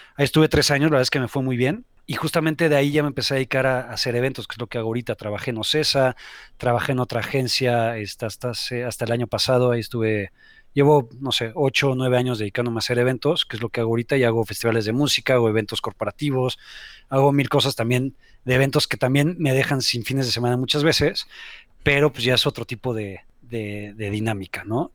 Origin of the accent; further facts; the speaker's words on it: Mexico City, Mexico; also born or lived in Spain; soy de la Ciudad de México